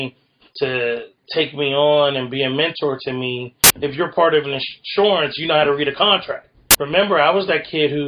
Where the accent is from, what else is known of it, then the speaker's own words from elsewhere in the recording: Western Pennsylvania, United States; I'm from Western Pennsylvania